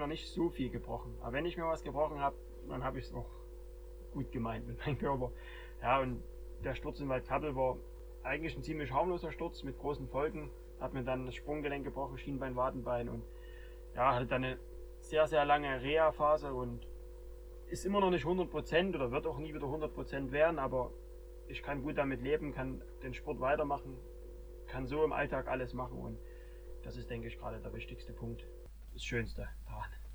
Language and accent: German; Germany; hier bei uns in Deutschland